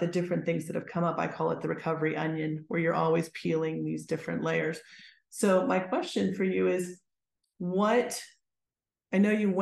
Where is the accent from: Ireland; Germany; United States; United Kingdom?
United States; Pittsburgh, Pennsylvania; moved away as an adult; I grew up in Pittsburgh, so I had to leave Pittsburgh